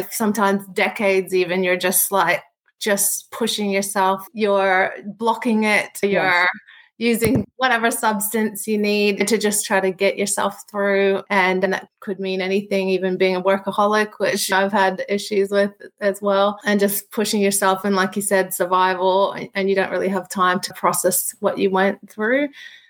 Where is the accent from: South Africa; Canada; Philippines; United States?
Philippines; also born or lived in Australia; I was born originally here in Australia, and when I was about 1, we moved to the Philippines.